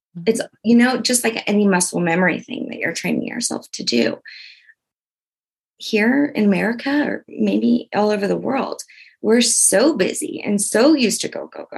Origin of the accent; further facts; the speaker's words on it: Louisiana, United States; I'm from Louisiana